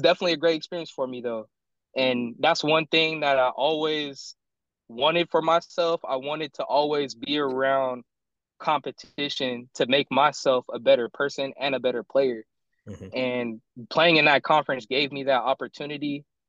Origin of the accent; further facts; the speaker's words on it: San Diego, California, United States; moved away as an adult; also born or lived in South Dakota; I'm I'm from San Diego